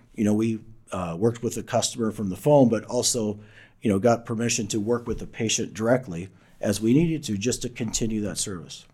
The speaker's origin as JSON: {"language": "English", "region": "Southern Illinois", "country": "United States", "said": "I come from Southern Illinois, Illinois, a small coal mining town"}